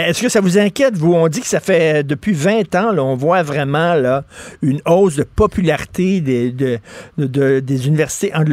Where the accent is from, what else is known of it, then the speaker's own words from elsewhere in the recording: Montreal, Quebec, Canada; je viens de Verdun, là.